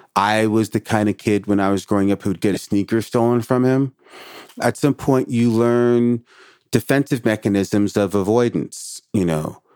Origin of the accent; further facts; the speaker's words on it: New York City, New York, United States; moved away as an adult; now in Portland, United States; I had a lifetime of growing up in Brooklyn